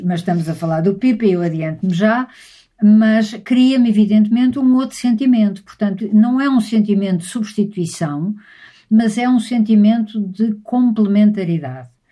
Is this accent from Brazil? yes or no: no; Lisbon, Portugal; a casa onde eu nasci, em Lisboa, no Alto São João